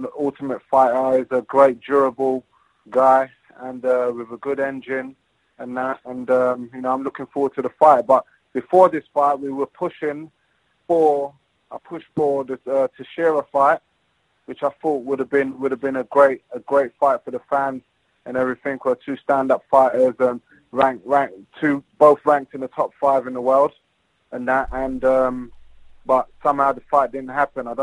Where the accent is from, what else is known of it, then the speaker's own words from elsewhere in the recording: London, United Kingdom; my hometown